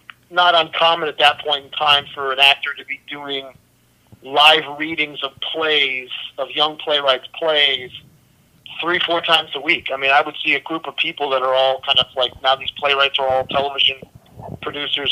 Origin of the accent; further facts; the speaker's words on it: Chicago, Illinois, United States; I grew up in Chicago